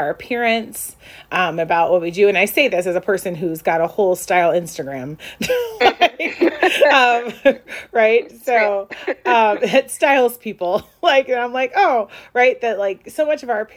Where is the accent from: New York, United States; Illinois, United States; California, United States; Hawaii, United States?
Illinois, United States; Chicago; also born or lived in North Shore, Illinois; I grew up in the North Shore. I grew up in the city of Chicago.